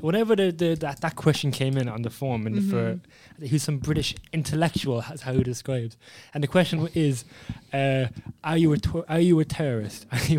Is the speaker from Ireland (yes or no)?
yes; Dunamore, Ireland; I'm from Dunamore